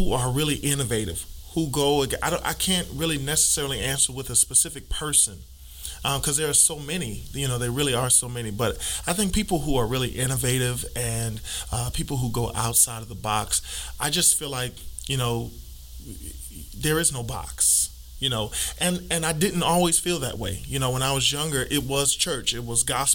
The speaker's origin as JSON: {"language": "English", "town": "New York City", "region": "New York", "country": "United States", "tie": "born or raised there", "said": "we were in Brooklyn, New York. I was born in Brooklyn."}